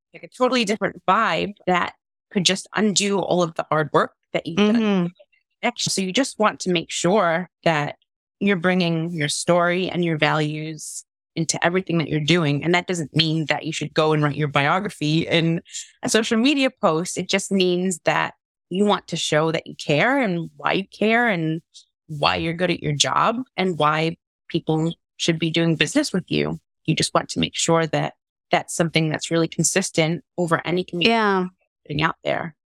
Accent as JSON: {"language": "English", "region": "New York", "country": "United States", "tie": "born or raised there", "also_born_or_lived": "Long Island", "moved": "as an adult", "lives_now": "North West England, United Kingdom", "said": "I'm originally from New York, I grew up in Queens and Long Island when I was a teenager, but I've been living in the UK now for the last 12 years"}